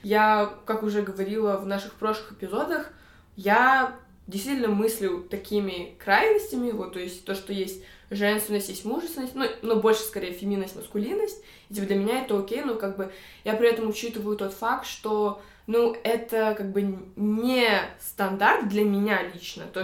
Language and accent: Russian; Almaty, Kazakhstan; родом из Алматы, Казахстана.